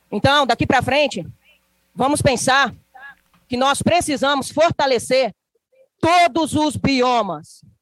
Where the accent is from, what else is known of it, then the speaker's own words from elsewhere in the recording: Minas Gerais, Brazil; Pertenço ao povo Krenak do estado de Minas Gerais, do bioma da Mata Atlântica. Então, eu não sou da Amazônia, eu sou da Mata Atlântica.